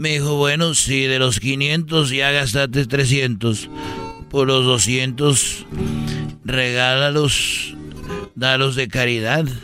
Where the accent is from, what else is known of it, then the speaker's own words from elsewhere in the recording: Huentitán, Jalisco, Mexico; la catedral de, de, de ahí de porque yo soy de Huentitán.